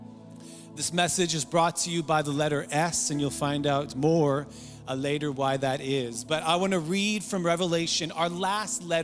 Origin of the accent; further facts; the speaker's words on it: Surrey, British Columbia, Canada; I grew up in North Surrey